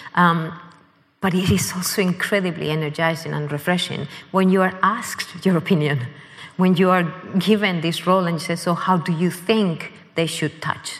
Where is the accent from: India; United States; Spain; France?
Spain; Madrid, Community of Madrid; moved away as an adult; also born or lived in Canada; now in London, United Kingdom; growing up in Spain, I had been born in Canada